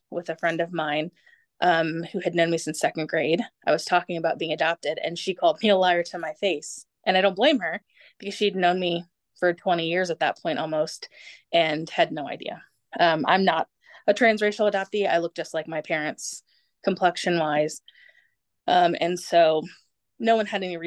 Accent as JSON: {"language": "English", "country": "United States", "also_born_or_lived": "Germany", "said": "I am an American, born to an American, adopted by Americans on an Air Force base in Germany"}